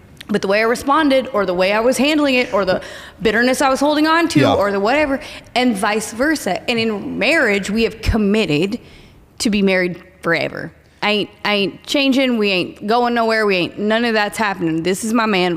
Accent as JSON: {"language": "English", "region": "Oklahoma", "country": "United States", "said": "I am from Oklahoma."}